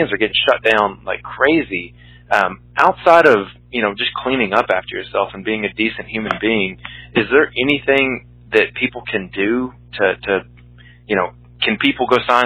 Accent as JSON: {"language": "English", "region": "Southeast", "country": "United States", "said": "I'm from the Southeast"}